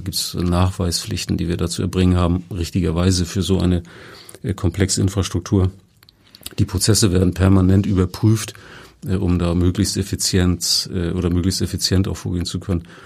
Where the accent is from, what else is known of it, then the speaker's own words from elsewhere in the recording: Kiel, Schleswig-Holstein, Germany; Ich komme ja selber auch aus Kiel